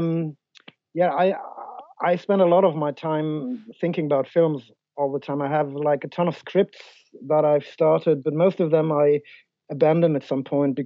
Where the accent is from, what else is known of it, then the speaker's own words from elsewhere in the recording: Germany; we're from Germany